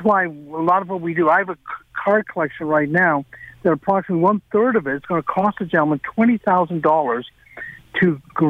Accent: Canada; Even though I'm a Canadian, I love Canada. I would never move to the United States

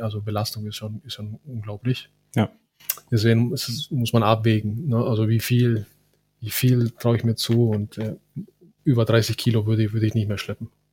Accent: Cali, Valle del Cauca, Colombia; now in Germany; ich bin in, in Cali geboren

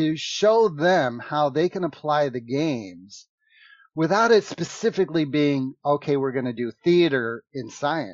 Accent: United States; I'm from America, but I like to talk in funny accents

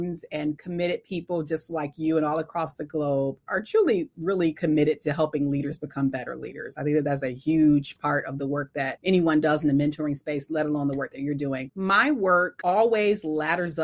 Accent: Detroit, Michigan, United States; I'm originally from Detroit

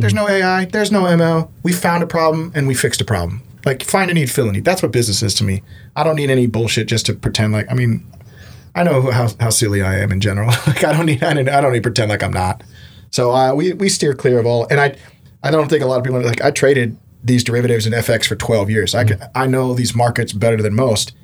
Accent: Houston, Texas, United States; also born or lived in Middle East / Seattle; growing up in Houston

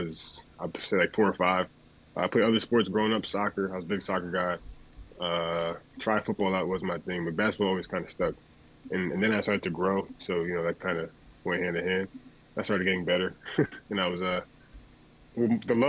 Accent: Beacon, New York, United States; growing up in Beacon

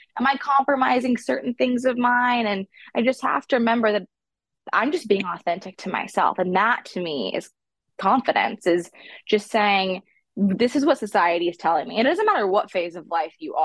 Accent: the South, United States; I'm from the South

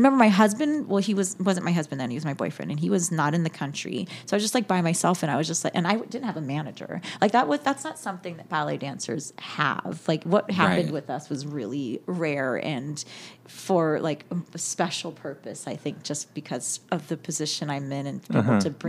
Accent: California, United States; born or raised there; moved away

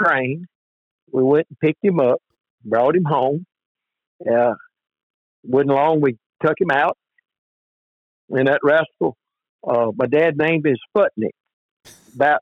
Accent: Sabine River bottom, Louisiana, United States; I was born down here on the Sabine River bottom in 1951. We live right on the edge of the bottom.

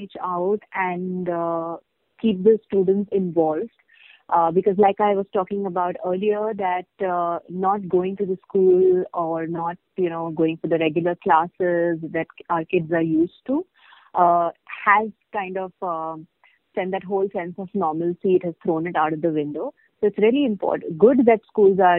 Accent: India; as Indian parents

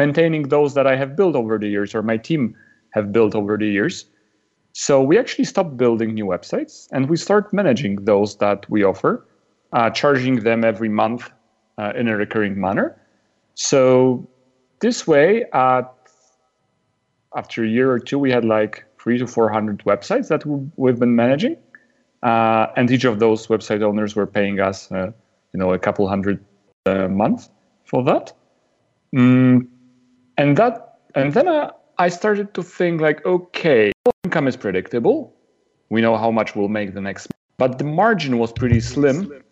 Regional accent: Poland; I'm from Poland, which is a country in Central

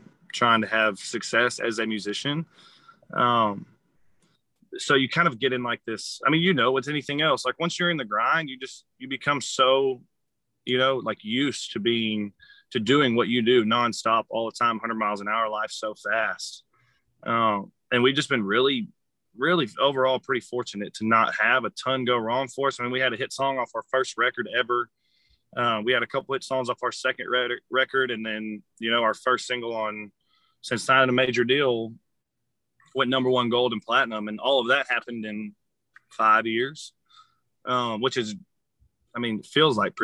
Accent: Conroe, Texas, United States; also born or lived in Austin / Nashville; I grew up in Conroe

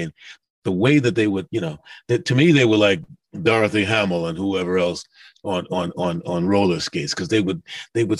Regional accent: New York City, New York, United States; also born or lived in Harlem / the Bronx; I grew up mostly in Queens

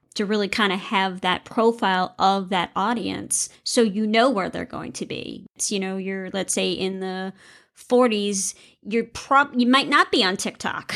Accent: the South, United States; now in Iowa, United States; I grew up in the South

